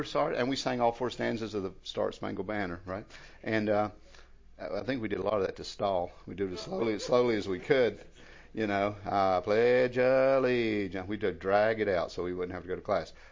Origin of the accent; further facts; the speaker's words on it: United States; I was raised over in McDowell